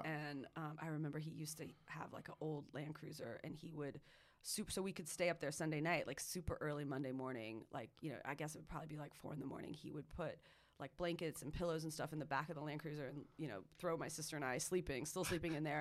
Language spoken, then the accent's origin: English; Marin County and Sonoma County, California, United States; also born or lived in Santa Cruz, California; I grew up in Marin County in Sonoma County